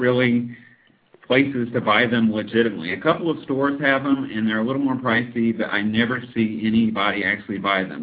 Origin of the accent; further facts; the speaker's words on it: United States; moved away as an adult; now in China; as an American